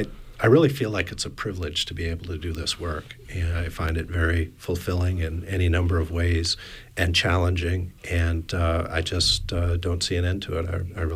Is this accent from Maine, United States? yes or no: yes; Hancock County, Maine, United States; And I'm originally from Hancock County.